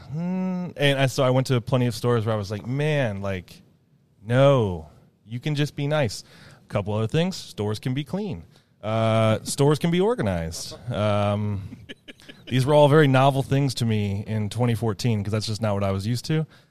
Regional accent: Ohio, United States; moved away; also born or lived in Loveland; I'm from Ohio, and here I am in Oregon

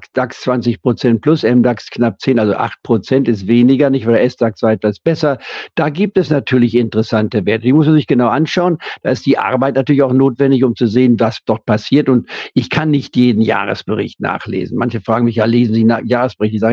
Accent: Leipzig, Saxony, Germany; born there; Ich bin ja in Leipzig geboren. Ich war und habe nie die DDR anerkannt.

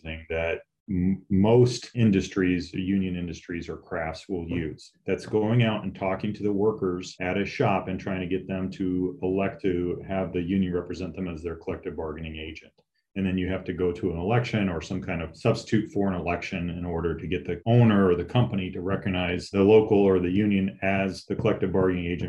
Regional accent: Southern California, United States; I grew up in Southern California.

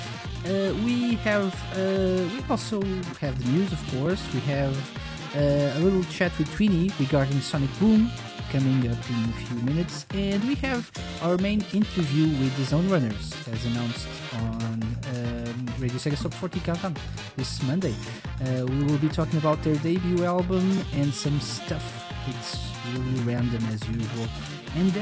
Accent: Portugal; I'm from Portugal

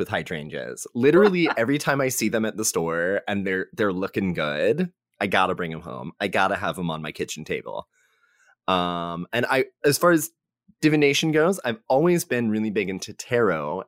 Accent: North Texas, United States; now in Austin, United States; I am from North Texas

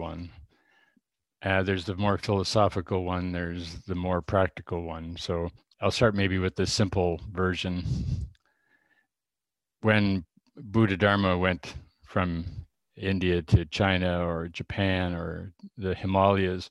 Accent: Regina, Saskatchewan, Canada; moved away; I came from Regina, Saskatchewan, Canada. And for me as a kid, the place, Dewachen, the paradise, was the Qu'Appelle Valley, which is just north of Regina

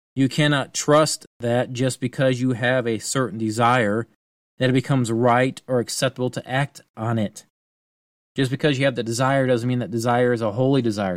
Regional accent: United States

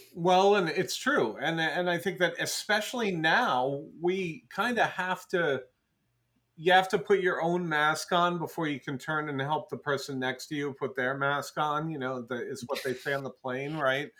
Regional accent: Cranston, Rhode Island, United States; moved away as an adult; also born or lived in Providence, Rhode Island / Las Vegas, Nevada; now in Seattle, United States; I grew up in Bristol and in Cranston, Rhode Island

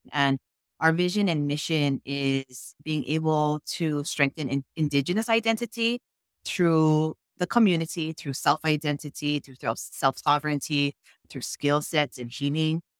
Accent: Molokai, Hawaii, United States; I'm even from Molokai, not in Lahaina.

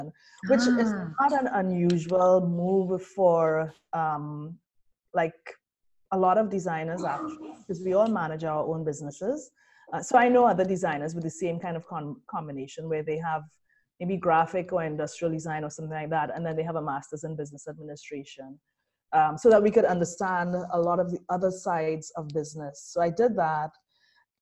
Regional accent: Trinidad & Tobago; moved away as an adult; also born or lived in Brazil; now in New Orleans, United States; I'm from Trinidad. I am from an Afro-Trinidadian family

